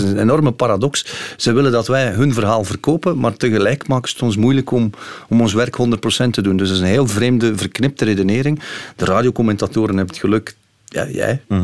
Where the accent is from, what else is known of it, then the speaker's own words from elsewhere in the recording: Belgium; als Belgen